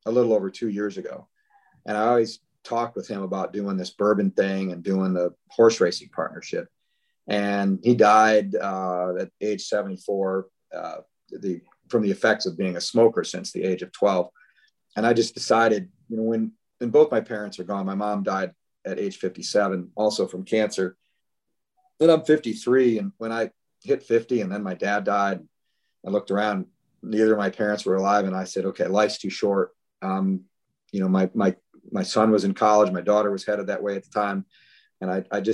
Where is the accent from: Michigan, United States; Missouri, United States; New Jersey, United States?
Michigan, United States; Northern; moved away as an adult; now in Kentucky, United States; I was born and raised in Northern Michigan